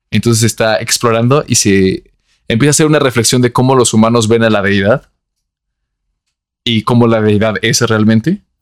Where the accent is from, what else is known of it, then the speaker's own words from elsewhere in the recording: Antioquia, Colombia; Soy muy paisa.